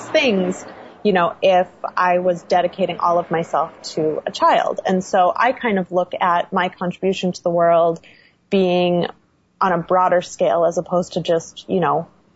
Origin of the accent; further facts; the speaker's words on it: Midwest, United States; moved away as an adult; now in Los Angeles, United States; I grew up in the Midwest